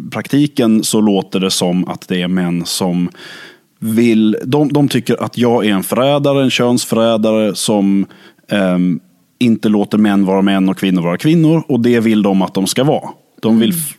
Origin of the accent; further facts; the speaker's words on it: Lund, Skåne, Sweden; så är jag född och uppvuxen i Lund. Det är där min konstiga dialekt grundade sig, kan man väl säga. Det är där det liksom melodiösa kom.